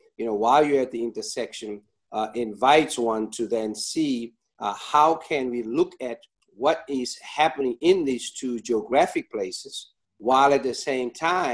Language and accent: English; Johannesburg, Gauteng, South Africa; now in Los Angeles, United States; My hometown of El Dorado Park